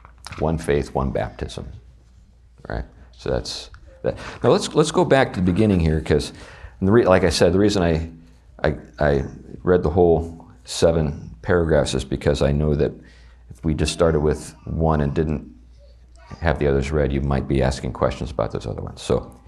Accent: the South, United States; accent: Southern US; I keep resorting to my southern accent.

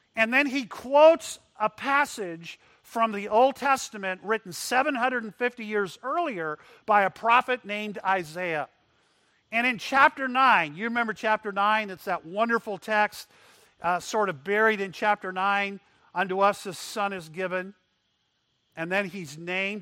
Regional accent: McAllen, Texas, United States; I grew up in Texas. My dad ran a hospital in McAllen, Texas

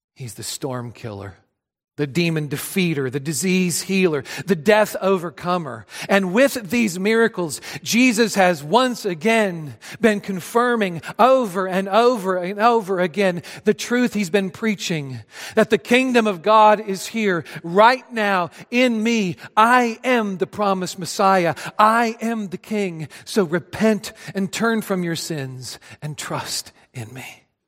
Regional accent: Adrian, Missouri, United States; moved away; being back home in my hometown of Adrian, Missouri. I grew up in a small town south of Kansas City

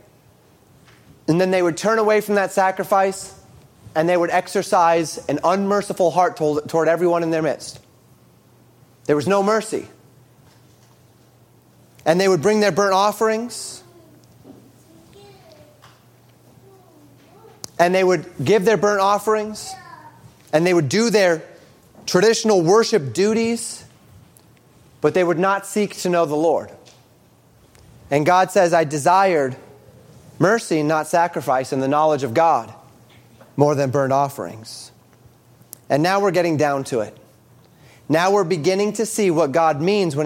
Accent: Colorado, United States; when I was growing up in Colorado

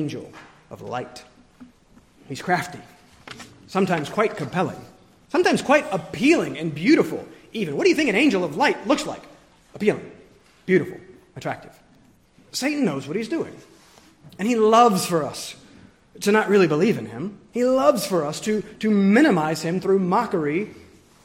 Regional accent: the South, United States; moved away; growing up in the South

